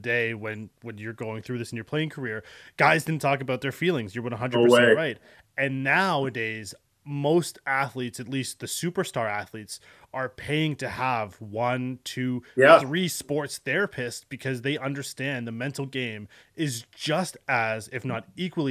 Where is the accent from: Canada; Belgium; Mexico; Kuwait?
Canada; as a Canadian